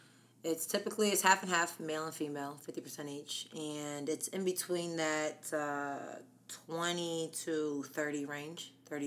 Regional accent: Harrisburg, Pennsylvania, United States; also born or lived in La Mesa, California; I was born in La Mesa, California, till I was about 8. And then my remaining years was Harrisburg, Pennsylvania

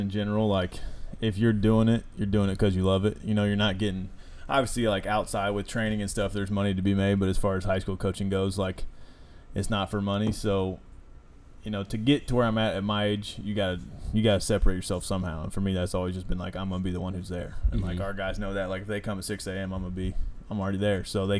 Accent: Rochester, Indiana, United States; Rochester, Indiana.

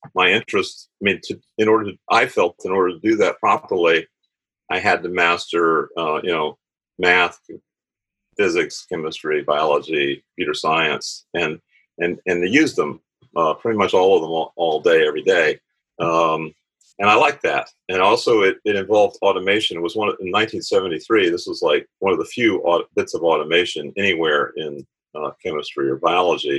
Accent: Tampa, Florida, United States; I was born in Tampa, Florida, MacDill Air Force Base. Lived on the water

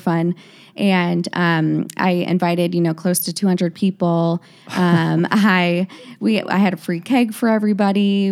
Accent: Naperville, Illinois, United States; I grew up in Naperville, Illinois with my parents and two sisters

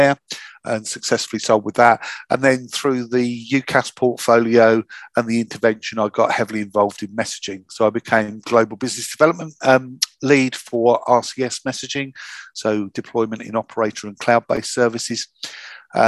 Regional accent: Hastings, South East England, United Kingdom; I'm from the south of England. I'm from Hastings, the Battle of Hastings

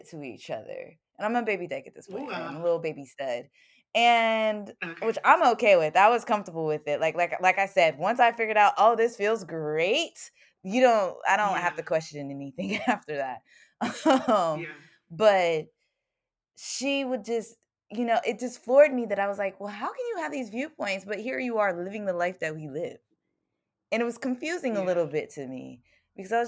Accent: Virginia, United States; moved away as an adult; also born or lived in Baltimore area; I grew up in Virginia

